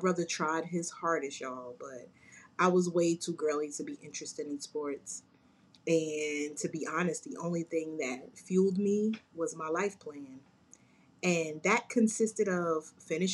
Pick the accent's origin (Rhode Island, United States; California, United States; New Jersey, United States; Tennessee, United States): New Jersey, United States; Jersey City; I'm a Jersey girl, born and raised in Jersey City, New Jersey.